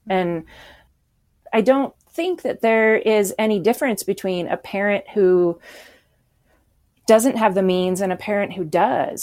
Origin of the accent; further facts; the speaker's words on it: Anchorage, Alaska, United States; also born or lived in Washington; I grew up in Alaska